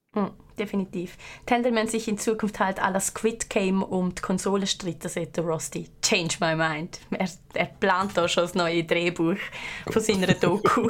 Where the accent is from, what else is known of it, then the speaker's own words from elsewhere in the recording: Liechtenstein; Als Liechtensteinerin